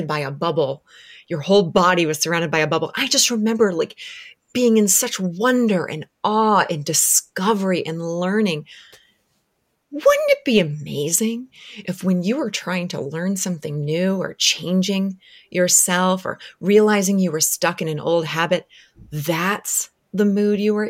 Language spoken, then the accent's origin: English; Orlando, Florida, United States; I grew up in Orlando